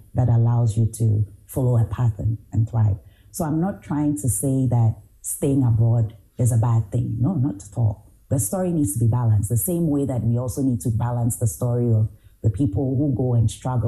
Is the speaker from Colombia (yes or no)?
no; Ghana; moved away as an adult; also born or lived in Ohio; I'm Ghanaian